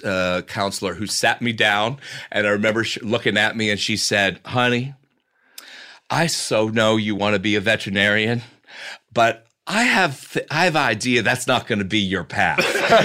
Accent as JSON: {"language": "English", "town": "Cincinnati", "region": "Ohio", "country": "United States", "tie": "born or raised there", "said": "Cincinnati, Ohio."}